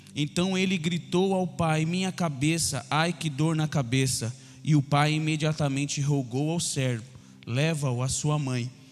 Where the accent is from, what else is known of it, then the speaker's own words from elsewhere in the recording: São Paulo, Brazil; Nós somos lá de Itaquera